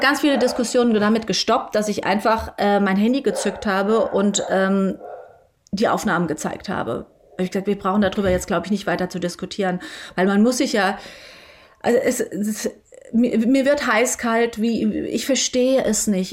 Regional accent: Germany; ich komme aus Deutschland

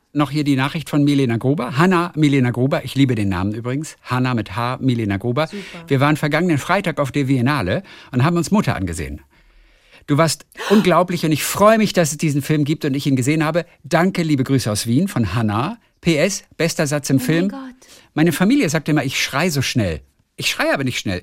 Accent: Lübeck, Schleswig-Holstein, Germany; Ist ja auch meine Heimatstadt

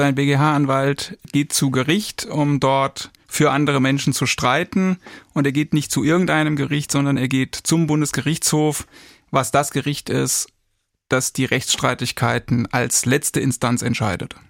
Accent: Kirkel, Saarland, Germany; moved away; ich komme ursprünglich aus dem Saarland, bin in Kirkel, das ist ein kleines Dorf, etwa 25 Kilometer östlich von Saarbrücken aufgewachsen

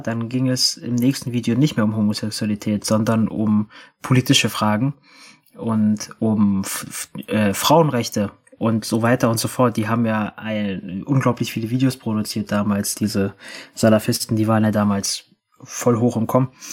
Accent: Berlin, Germany; ich bin 97 in Berlin geboren

